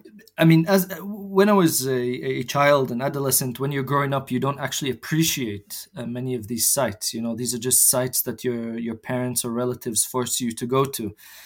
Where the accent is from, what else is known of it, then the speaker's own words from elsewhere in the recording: Jerusalem, Jerusalem District, Israel; So indeed, yes, I was born and raised in Jerusalem, but neither of my parents are actually from the city.